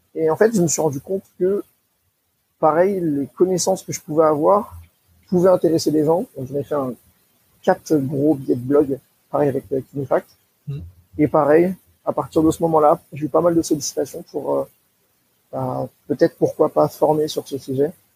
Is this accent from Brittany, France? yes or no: no; Seine-Saint-Denis, Île-de-France, France; originaire d'Île-de-France en 93